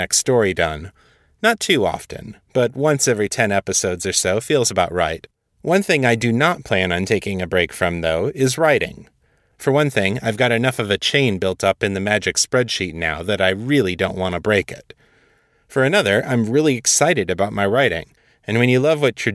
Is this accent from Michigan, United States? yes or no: yes; Michigan, United States; my home state of Michigan